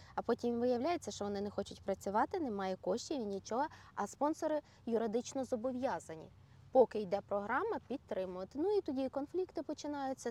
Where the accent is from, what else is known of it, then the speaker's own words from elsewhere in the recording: Ukraine; now in Orlando, United States; коли я приїжджаю до батьків своїх в Україну